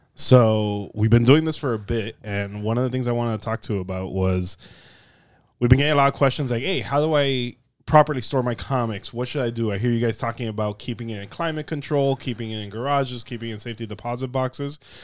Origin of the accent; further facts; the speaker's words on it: South Florida, United States; we're from South Florida, and the heat here is dangerous